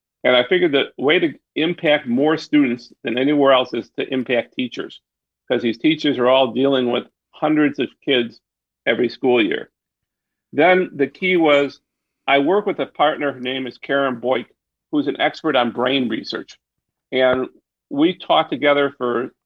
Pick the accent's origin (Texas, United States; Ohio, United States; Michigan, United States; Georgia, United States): Michigan, United States; Detroit; I'm from Detroit. I'm a Detroiter. I've stayed here. Went to public schools in Detroit